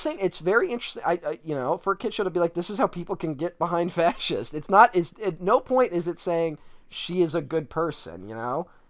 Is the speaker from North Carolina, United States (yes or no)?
no; Philadelphia, Pennsylvania, United States; I'm Italian and I'm from Philly